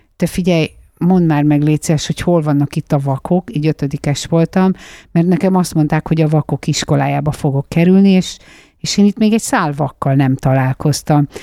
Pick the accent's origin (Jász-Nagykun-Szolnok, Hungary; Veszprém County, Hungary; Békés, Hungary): Veszprém County, Hungary; Nyirád; moved away; Én egy egészen kicsi bányász faluban születtem, bauxit bányász volt az édesapám. Ezt a falut Nyirádnak hívják